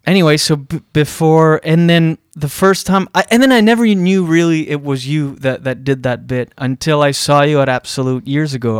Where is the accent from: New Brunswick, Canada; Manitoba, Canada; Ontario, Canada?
New Brunswick, Canada; Moncton; moved away; growing up in East, East, on the East Coast in New Brunswick, which does that in Moncton